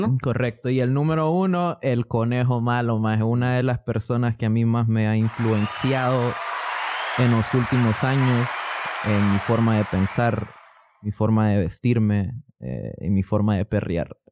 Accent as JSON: {"language": "Spanish", "country": "Honduras", "tie": "born or raised there", "also_born_or_lived": "Miami, United States / Guatemala", "moved": "as an adult", "lives_now": "Oklahoma, United States", "said": "nací en Miami de dos papás inmigrantes. Mi mamá es hondureña, mi papá es guatemalteco."}